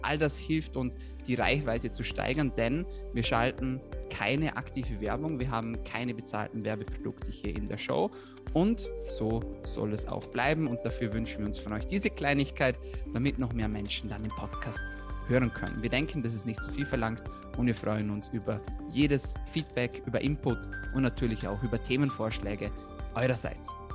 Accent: Austria; bei uns in Österreich

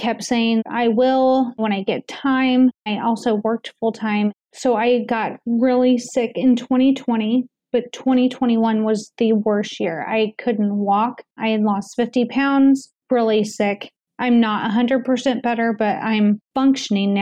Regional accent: United States; as American citizens

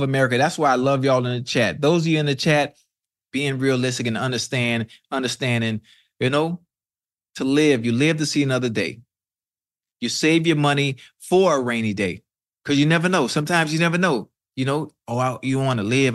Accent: Miami, Florida, United States; I'm from Miami

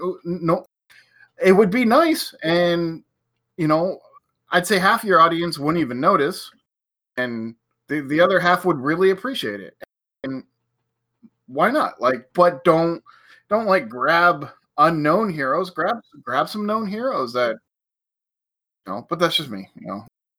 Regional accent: Portland, Oregon, United States; growing up in Portland, which is a very organic, diverse city

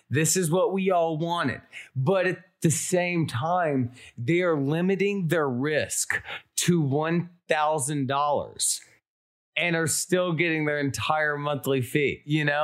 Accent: Alabama, United States; Uh, I'm from Alabama.

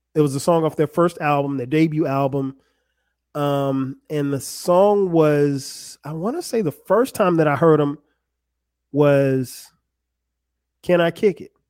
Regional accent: Florence, South Carolina, United States; my hometown of Florence, South Carolina.

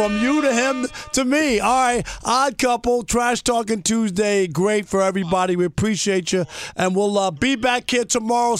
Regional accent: New York, United States; And then growing up in New York, you know, we didn't have college football.

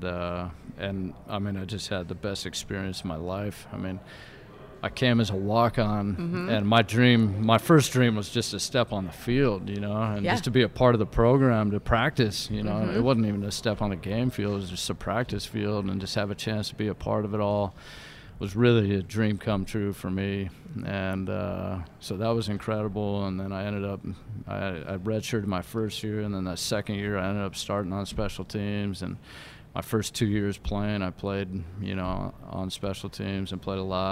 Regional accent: West Coast, United States; also born or lived in Philadelphia area / New Jersey; now in Detroit, United States; I grew up on the West Coast

